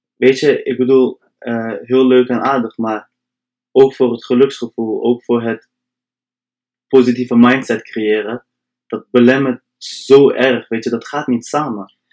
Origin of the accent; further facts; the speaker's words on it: Delfzijl, Groningen, Netherlands; Kom uit Delftal, echt hoog in Nederland.